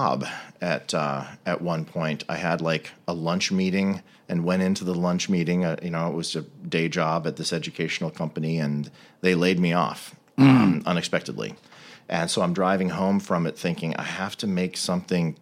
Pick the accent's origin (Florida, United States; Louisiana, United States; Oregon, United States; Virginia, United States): Virginia, United States; D.C., Virginia suburbs of Washington, United States; I grew up in the Virginia suburbs of Washington, D.C.